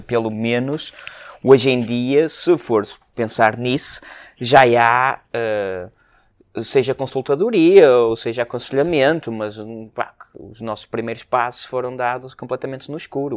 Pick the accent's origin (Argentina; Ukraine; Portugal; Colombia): Portugal; Porto, Norte; sendo nós uh, uh, portuenses com orgulho